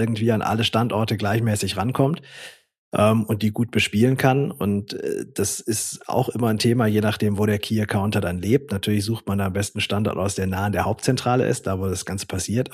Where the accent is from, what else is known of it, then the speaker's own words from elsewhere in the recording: Swabia, Baden-Württemberg, Germany; ich komme ja auch aus dem Schwabenland